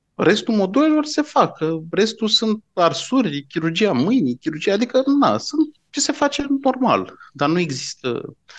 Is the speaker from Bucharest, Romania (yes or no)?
yes; Bucharest, Romania; eu sunt din București